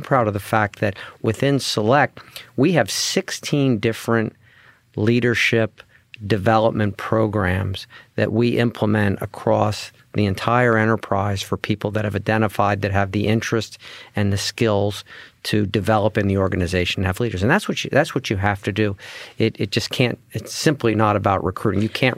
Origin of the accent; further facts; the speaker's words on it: Pennsylvania, United States; We're from Central Pennsylvania. We grew up here. We have deep roots. Our families are here. I was educated not too far from here.